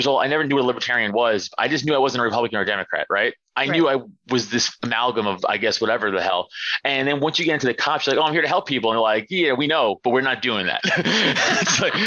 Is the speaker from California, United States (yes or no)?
no; New York City, New York, United States; I'm from Staten Island.